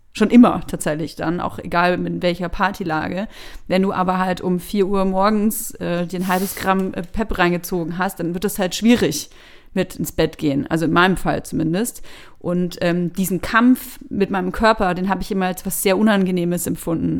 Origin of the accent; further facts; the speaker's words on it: Bavaria, Germany; moved away as an adult; also born or lived in Berlin; ich komme aus Bayern